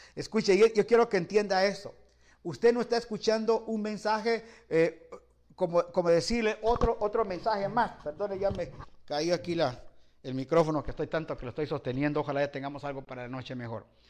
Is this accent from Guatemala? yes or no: yes; Guatemala; moved away; also born or lived in Los Angeles, United States / Guayaquil, Ecuador; yo soy guatemalteco